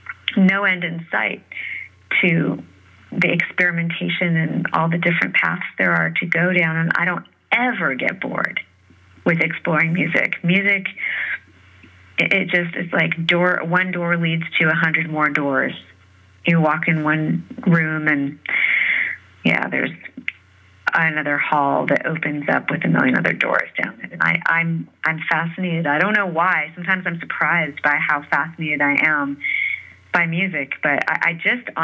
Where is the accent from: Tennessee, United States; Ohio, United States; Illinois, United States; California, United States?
California, United States; San Francisco; growing up in San Francisco